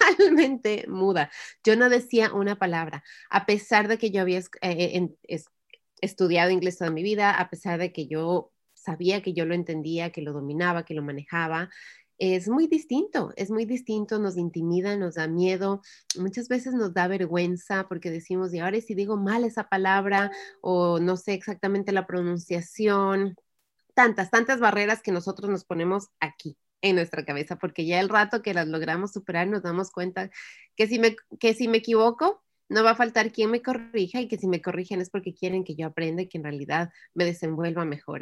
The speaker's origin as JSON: {"language": "Spanish", "country": "Ecuador", "tie": "born or raised there", "first_language": "Spanish", "moved": "yes", "lives_now": "United States", "said": "yo en el, Ecuador estuve estudiando inglés desde que estuve en el, en kinder"}